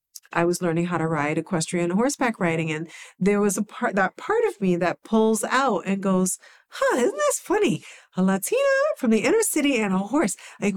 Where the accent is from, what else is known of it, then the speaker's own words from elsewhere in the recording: New York, United States; And I grew up in the Bronx.